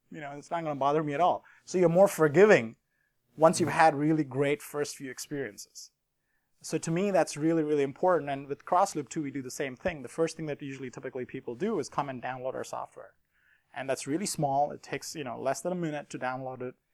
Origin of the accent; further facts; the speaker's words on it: India; Everyone welcomed me. I never felt I was from India.